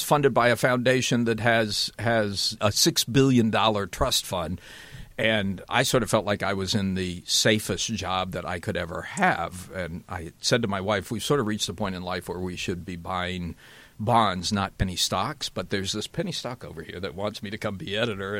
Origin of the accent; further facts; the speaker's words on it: Chattanooga, Tennessee, United States; I grew up in Chattanooga, Tennessee, and went back, which has a great newspaper heritage.